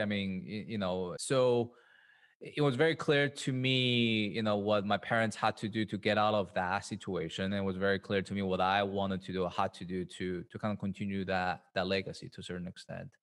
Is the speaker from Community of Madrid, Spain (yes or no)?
yes; Madrid, Community of Madrid, Spain; moved away as an adult; also born or lived in Shanghai, China; now in New York, United States; was born in, in Shanghai, China. Um, and then we moved to Madrid, Spain when I was pretty young, yeah, um, about eight years old